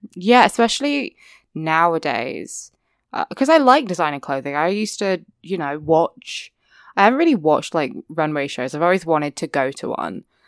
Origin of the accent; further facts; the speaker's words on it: England, United Kingdom; accent: English (what people call British); people say, like, British accent and they mean, like, my accent